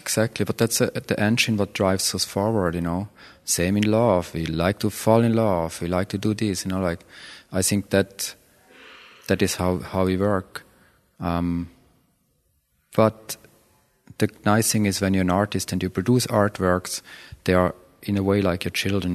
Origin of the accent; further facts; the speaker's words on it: Switzerland; moved away; growing up in Switzerland for sure, country club of the planet